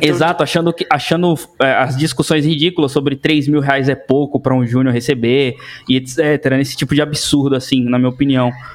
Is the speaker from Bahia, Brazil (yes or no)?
yes; interior of Bahia, Brazil; moved away as an adult; also born or lived in Salvador; now in São Paulo, Brazil; eu venho do interior da Bahia